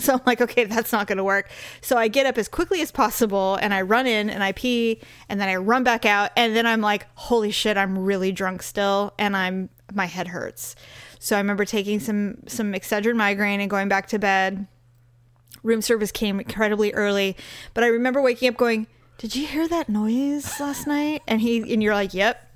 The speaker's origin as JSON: {"language": "English", "area": "the Bay Area", "region": "California", "country": "United States", "tie": "born or raised there", "said": "I was born in born there"}